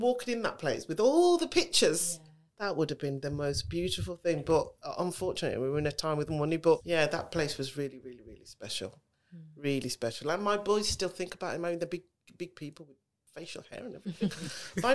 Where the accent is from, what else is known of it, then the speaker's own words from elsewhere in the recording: Birmingham, West Midlands, United Kingdom; accent: Brummie; I was born and raised. We used to live in Ladywood